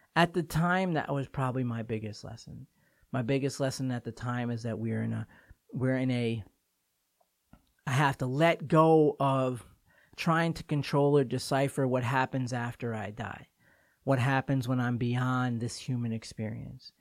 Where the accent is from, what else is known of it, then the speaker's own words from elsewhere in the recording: Port Washington, New York, United States; my hometown of Port Washington, Long Island